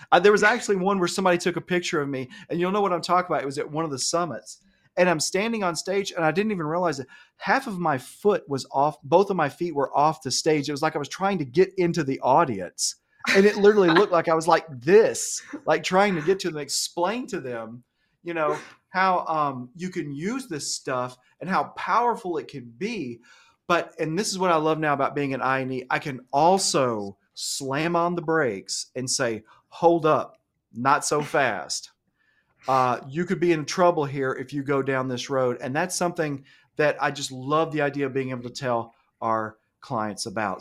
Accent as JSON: {"language": "English", "region": "Alabama", "country": "United States", "tie": "born or raised there", "said": "I grew up here in Alabama. I have an Alabama education"}